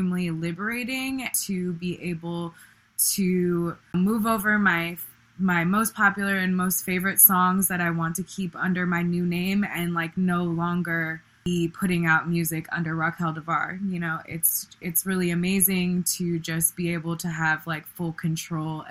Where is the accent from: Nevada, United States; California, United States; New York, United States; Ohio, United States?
California, United States; Bay Area; growing up in the Bay Area during the 90s